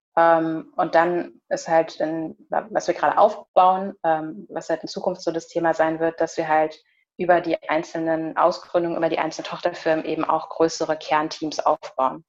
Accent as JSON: {"language": "German", "country": "Germany", "tie": "born or raised there", "said": "ich bin in Deutschland geboren"}